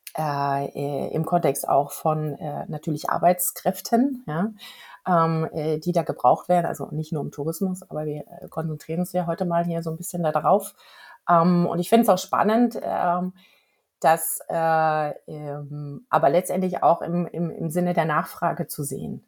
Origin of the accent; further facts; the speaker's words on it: Germany; hier bei uns in Deutschland